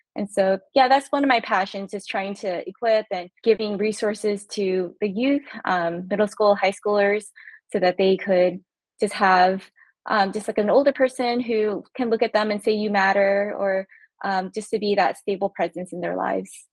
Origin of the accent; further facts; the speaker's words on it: California, United States; now in Maryland, United States; I'm originally from California, actually. So coming to the East Coast